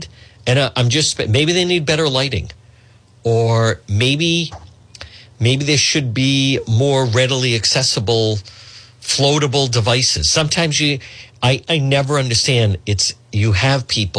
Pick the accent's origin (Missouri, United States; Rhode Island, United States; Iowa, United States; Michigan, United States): Rhode Island, United States; Cranston; I grew up in Edgewood. I still have a lot of friends in Cranston.